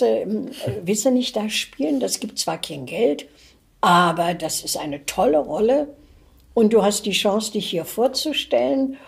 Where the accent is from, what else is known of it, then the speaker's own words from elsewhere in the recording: East Germany, Germany; moved away as an adult; Deutschland war geteilt, ich lebte im Ostteil. Dann kam der Mauerbau, war ich auch im Osten, dann mhm. bin ich in mhm. den Westen geflohen